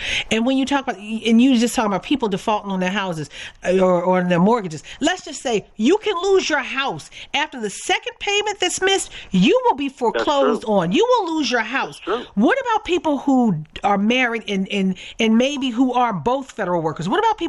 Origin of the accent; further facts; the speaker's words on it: Baltimore, Maryland, United States; I am from Baltimore. I grew up not far from where the headquarters of the Social Security Administration happens to be.